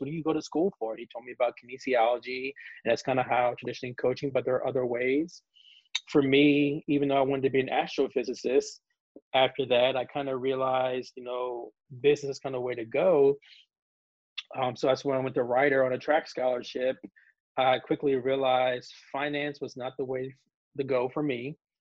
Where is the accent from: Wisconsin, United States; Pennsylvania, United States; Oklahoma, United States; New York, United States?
Pennsylvania, United States; Philadelphia; moved away as an adult; also born or lived in Pittsburgh, Pennsylvania; now in Georgia, United States; I am born and raised in Philadelphia. Uh, South Philly to be exact